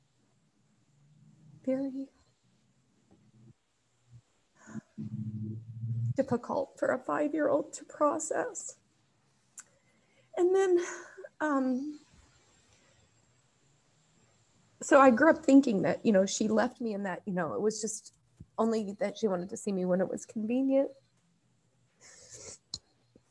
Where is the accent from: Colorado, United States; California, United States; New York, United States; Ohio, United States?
Ohio, United States; I was born in Ohio